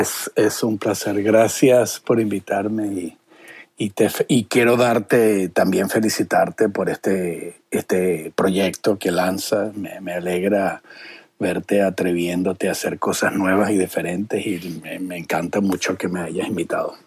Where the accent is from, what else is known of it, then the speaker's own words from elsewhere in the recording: Venezuela; now in United States; yo que vengo de Venezuela